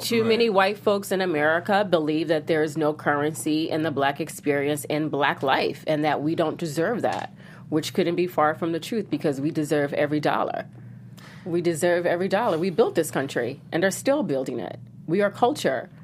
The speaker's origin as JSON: {"language": "English", "town": "New York City", "region": "New York", "country": "United States", "moved": "yes", "said": "I'm a New Yorker"}